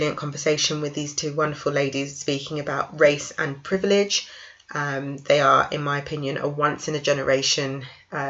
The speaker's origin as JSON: {"language": "English", "region": "London", "country": "United Kingdom", "said": "I'm from North London"}